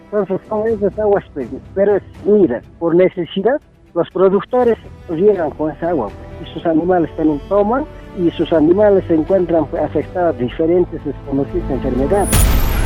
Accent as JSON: {"language": "Spanish", "area": "La Pampa", "region": "Puno", "country": "Peru", "said": "nosotros somos de La Pampa"}